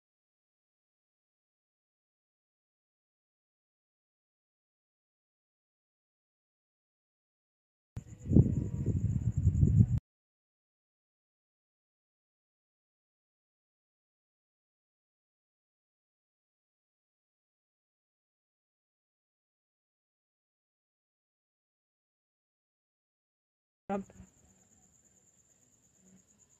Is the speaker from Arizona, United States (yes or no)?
yes; Arizona, United States; my home state of Arizona